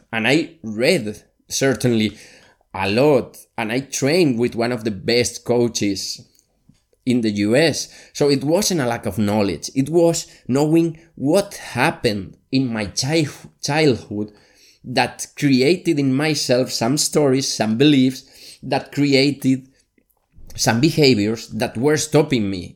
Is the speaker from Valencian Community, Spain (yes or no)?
yes; Valencia, Valencian Community, Spain; also born or lived in Barcelona; my hometown, Valencia, in Spain